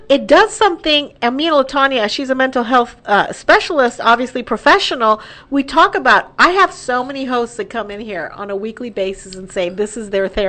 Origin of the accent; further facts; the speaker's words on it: El Paso, Texas, United States; growing up in El Paso, which is predominantly Hispanic on the border of Juarez and Mexico, big, of course, influx, large Latino community there